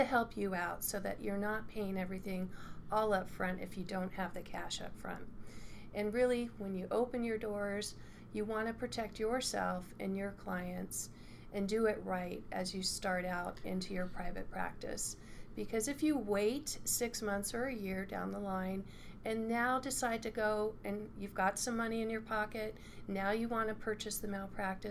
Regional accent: California, United States; also born or lived in Montana; now in Missoula, United States; I'm originally from California, but moved to Montana to have a different lifestyle in 1990 and have stayed and never left

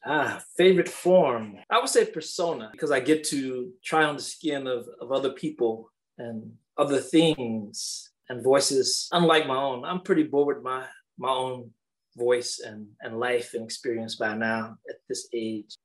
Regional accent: Danville, Kentucky, United States; my hometown of Danville

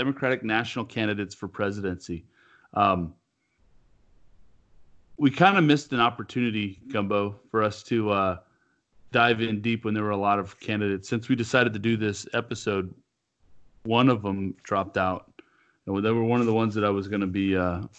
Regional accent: California, United States; where I'm from in California, we were raised to believe

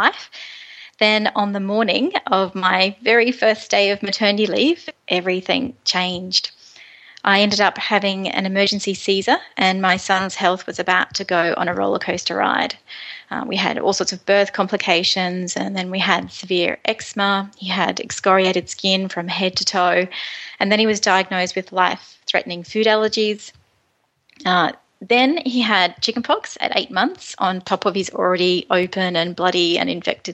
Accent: Moree, New South Wales, Australia; moved away; I'm from Moree in northwest New South Wales, and about 15 years ago I met my husband Tony, and it was love at first sight, and we moved back to my lovely hometown of Moree

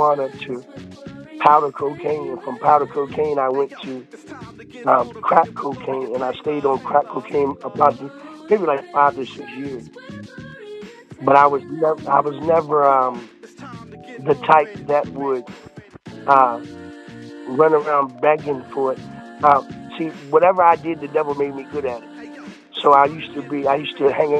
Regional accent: Milford, Delaware, United States; moved away as an adult; now in North Carolina, United States; I was born in Milford, Delaware in 1977.

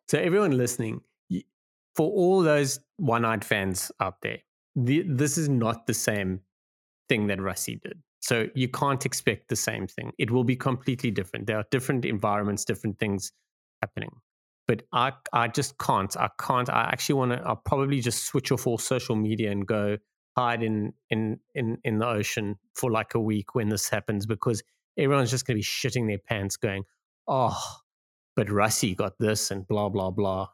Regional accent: South Africa; as a South African

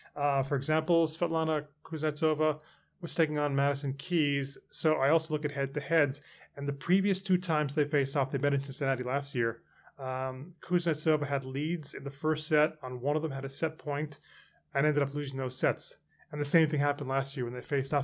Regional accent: Canada; moved away as an adult; now in London, United Kingdom; I grew up in Canada

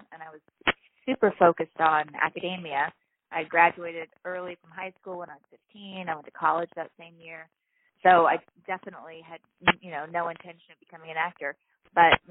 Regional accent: Hawaii, United States; being an only child growing up in Hawaii

